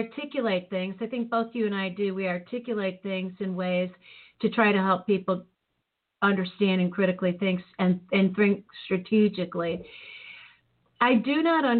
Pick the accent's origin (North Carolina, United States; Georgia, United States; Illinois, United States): Illinois, United States; Chicago; when I was growing up in Chicago in the city, we had Officer Friendly